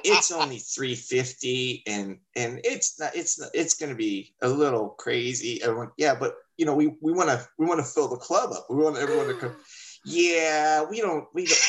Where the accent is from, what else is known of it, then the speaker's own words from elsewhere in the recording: Miami, Florida, United States; I am from Miami